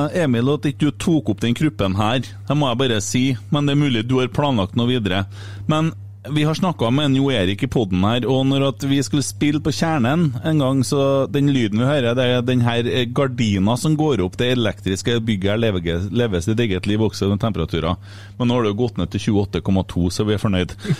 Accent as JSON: {"language": "Norwegian", "area": "Fosen", "region": "Trøndelag", "country": "Norway", "said": "Jeg er fra Fosen"}